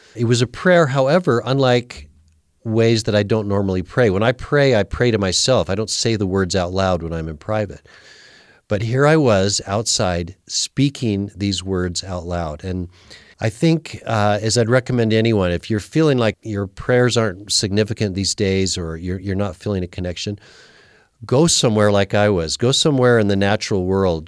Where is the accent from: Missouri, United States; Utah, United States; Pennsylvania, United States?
Utah, United States; Salt Lake City; I was raised in Salt Lake City